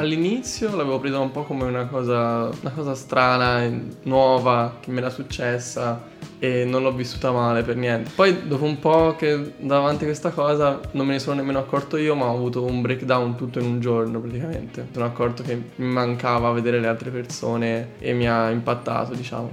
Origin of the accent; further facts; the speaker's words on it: Calci, Tuscany, Italy; moved away as an adult; vengo da Pisa eh, in realtà da un piccolo paesino in provincia di Pisa che si chiama Calci